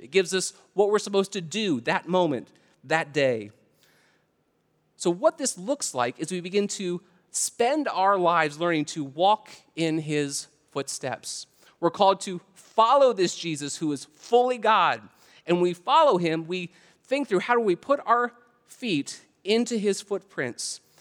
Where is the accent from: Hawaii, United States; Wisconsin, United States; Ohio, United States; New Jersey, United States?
Ohio, United States; Canton; moved away; I'm originally from Canton, Ohio.